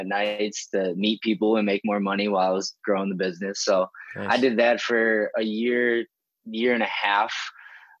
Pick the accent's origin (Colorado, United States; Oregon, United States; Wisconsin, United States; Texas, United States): Wisconsin, United States; I'm originally born and raised in Wisconsin